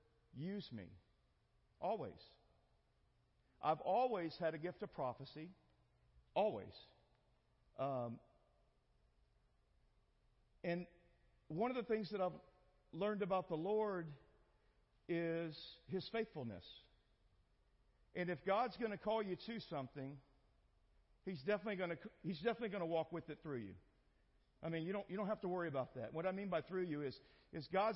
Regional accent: El Campo, Texas, United States; also born or lived in Houston, Texas; I grew up in a small town called El Campo

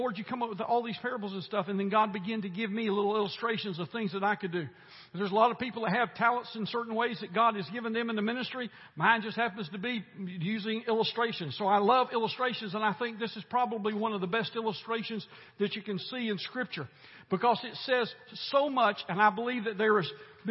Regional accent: United States; I'm glad that I was born here. I'm glad that I am an American

